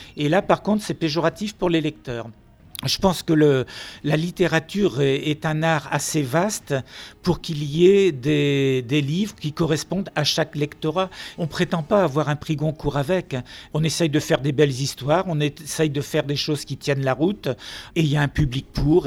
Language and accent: French; Finistère, Brittany, France; je n'habite pas Nantes, je suis du Finistère